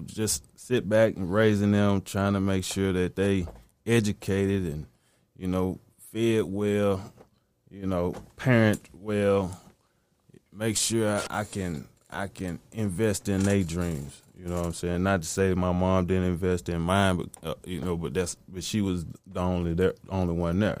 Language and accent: English; the South, United States; I'm from the South, man, so I'm heavily influenced by Southern music